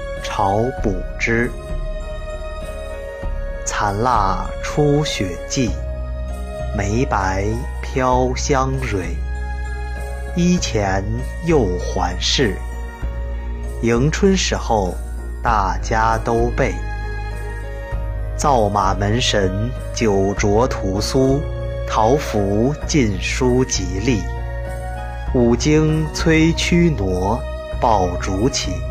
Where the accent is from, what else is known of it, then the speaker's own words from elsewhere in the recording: China; 春节大团圆，儿孙满堂，年年共守岁，是我们中国人最大的幸福。